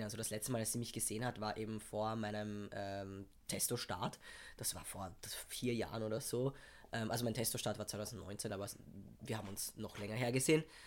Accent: Vienna, Austria; ich komme aus Wien, bin halb Pole

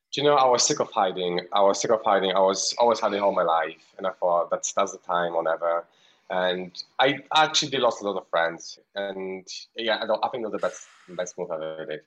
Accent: Poland; moved away; I'm Polish. I'm from Poland. I live around six hours from city uh, from the capital, which is far away, near Ukraine.

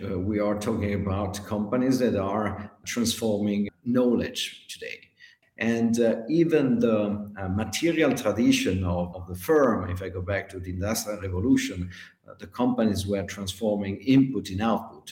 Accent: Greece; now in Switzerland; I'm from Greece but living in Switzerland

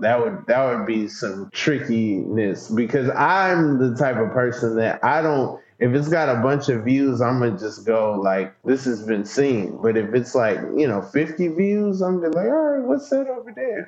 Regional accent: Atlanta, Georgia, United States; moved away as an adult; now in New York, United States; My address, you know, if I if I show you my ID, it would say Atlanta. That's totally different. I go to Atlanta public schools.

